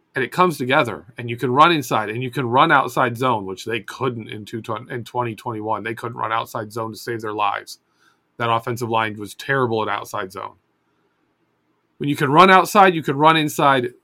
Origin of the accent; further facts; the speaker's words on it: Adrian, Michigan, United States; I was born in Adrian, Michigan